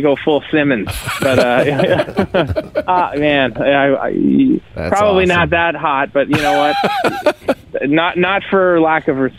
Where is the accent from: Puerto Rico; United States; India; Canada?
Canada; Like, as a Canadian and a drummer, it's inevitable.